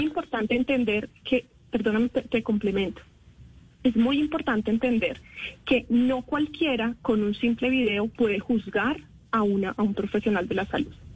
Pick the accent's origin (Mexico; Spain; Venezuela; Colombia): Colombia; nosotros como colombianos